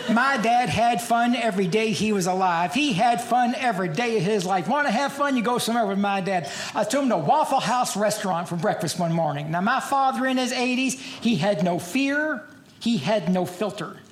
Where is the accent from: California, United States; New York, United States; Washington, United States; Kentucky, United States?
Kentucky, United States; Louisville; I'm from Louisville, Kentucky